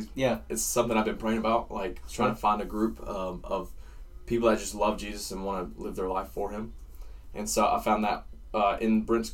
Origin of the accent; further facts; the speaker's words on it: Mount Airy, North Carolina, United States; I grew up in Mount Airy, born and raised in Mount Airy, okay?